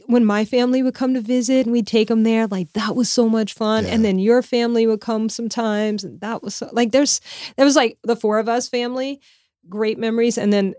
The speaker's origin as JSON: {"language": "English", "region": "Louisiana", "country": "United States", "tie": "born or raised there", "said": "But so I grew up like in Louisiana, like everybody has fishing boats."}